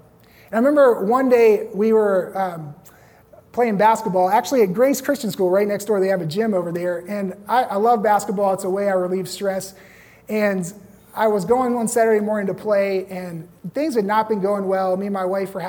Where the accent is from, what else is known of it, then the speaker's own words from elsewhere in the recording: Roanoke, Virginia, United States; moved away as an adult; also born or lived in Los Angeles; back in my hometown in Roanoke